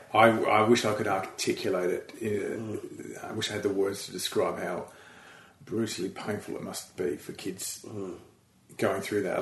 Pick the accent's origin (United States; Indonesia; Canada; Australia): Australia; moved away as an adult; now in United Kingdom; we moved over from Australia